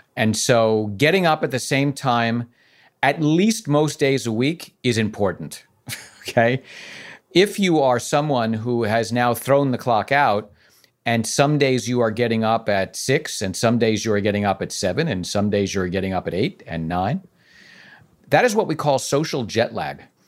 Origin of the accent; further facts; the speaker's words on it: New York City, New York, United States; I'm from the Bronx